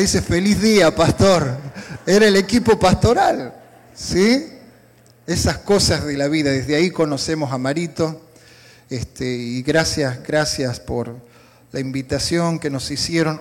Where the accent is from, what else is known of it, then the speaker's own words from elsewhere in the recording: Salta, Argentina; Yo soy del norte de la Argentina. ¿sí? hay una provincia muy bonita, se llama Salta